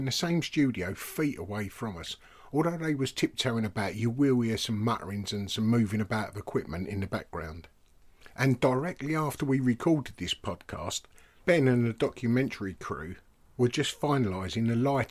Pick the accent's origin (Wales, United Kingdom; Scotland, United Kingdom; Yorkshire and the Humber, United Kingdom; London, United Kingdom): London, United Kingdom; Romford; my hometown of Romford